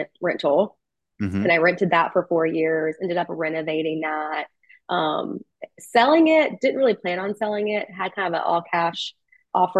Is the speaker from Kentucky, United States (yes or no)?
yes; Kentucky, United States; now in Nashville, United States; I'm from Kentucky originally, not far from here.